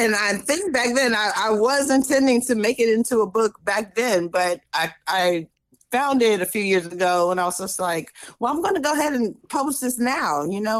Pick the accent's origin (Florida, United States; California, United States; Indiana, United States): Florida, United States; St. Augustine; In St. Augustine, Florida.